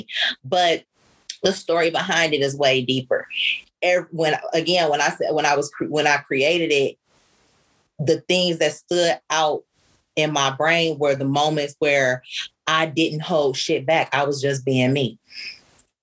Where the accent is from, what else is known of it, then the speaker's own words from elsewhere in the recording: Detroit, Michigan, United States; my great grandmother was French and I'm from Detroit, Detroit